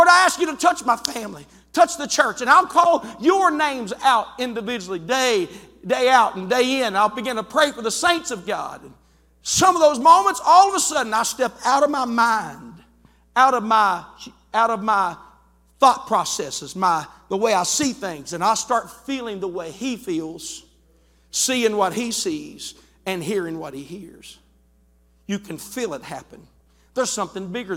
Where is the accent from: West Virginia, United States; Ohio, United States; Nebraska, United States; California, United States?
West Virginia, United States; I'm from West Virginia